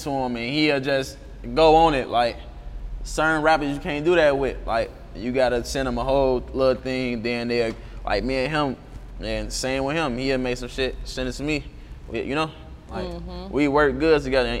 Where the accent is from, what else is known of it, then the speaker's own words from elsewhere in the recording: Chicago, Illinois, United States; I'm from Inglewood, I'm from 66 Marshfield